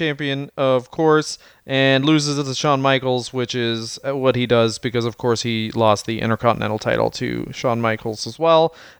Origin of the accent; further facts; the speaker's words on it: Canada; I am Canadian